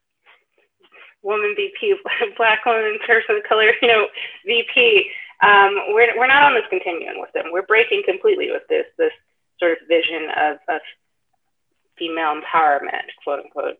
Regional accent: the South, United States; I grew up in the South as well

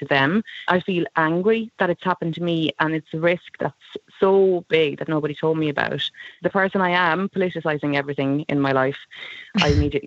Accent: Sweden; English is a second language; moved away as an adult; also born or lived in London; now in Ireland; I grew up in Sweden and ended up moving here when I was 19. So I've lived in Ireland for a long time, but I was in London for almost a decade in between.

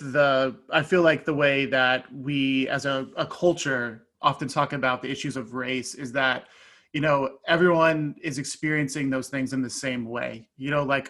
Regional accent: Lawrence, Kansas, United States; I grew up here in Lawrence

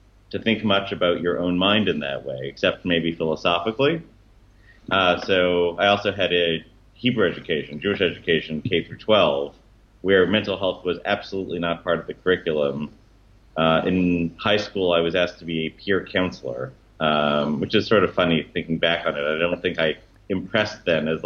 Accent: Toronto, Ontario, Canada; growing up in Toronto, it was still very Anglo-Canadian then

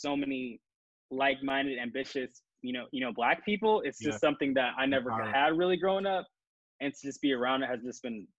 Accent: Central Valley, California, United States; born or raised there; moved away as an adult; also born or lived in Berkeley, California / Elk Grove, California / Modesto, California / Tracy, California; now in Atlanta, United States

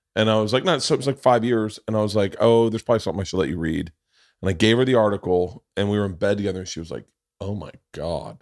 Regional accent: Florida, United States; I grew up in Florida

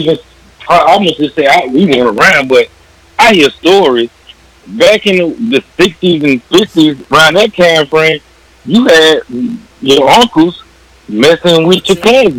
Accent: Florida, United States; I'm from Florida.

